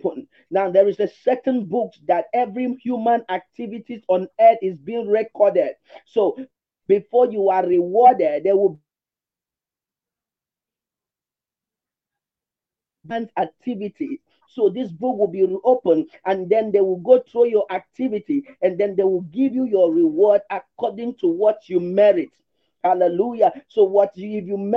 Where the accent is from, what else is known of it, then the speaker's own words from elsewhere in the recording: Nigeria; also born or lived in Lagos; I'm from Nigeria.